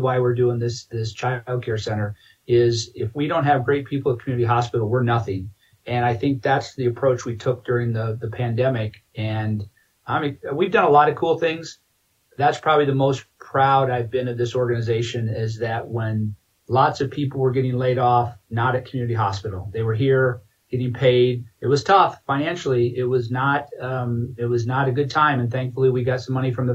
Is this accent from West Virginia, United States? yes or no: no; Iowa, United States; moved away as an adult; now in Grand Junction, United States; It was great growing up in Iowa